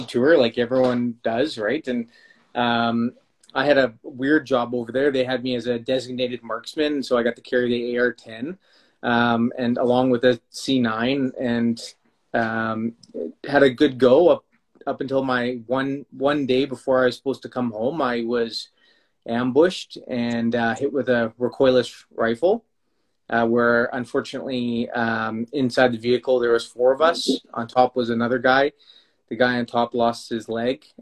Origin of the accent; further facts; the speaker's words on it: Langley, British Columbia, Canada; moved away as an adult; also born or lived in Shilo, Manitoba; now in Ukraine; I'm a Canadian guy, born and raised in Langley, BC